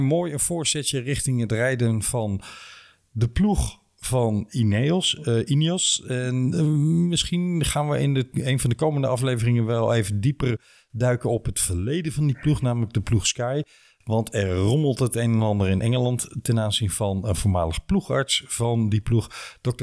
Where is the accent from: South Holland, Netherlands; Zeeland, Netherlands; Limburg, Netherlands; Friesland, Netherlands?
Limburg, Netherlands; als Limburger